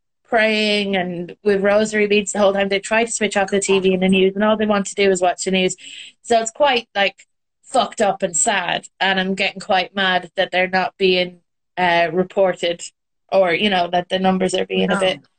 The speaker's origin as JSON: {"language": "English", "country": "Ireland", "also_born_or_lived": "Britain", "moved": "as an adult", "lives_now": "United Kingdom"}